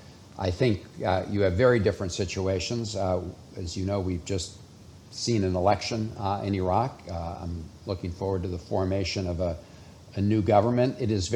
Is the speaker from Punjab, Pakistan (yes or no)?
no; Karachi, Sindh, Pakistan; born there; also born or lived in Sri Lanka / India / Turkey; I grew up in an American Foreign Service family. I was born in Karachi, Pakistan, and we lived in Sri Lanka, India, and Turkey.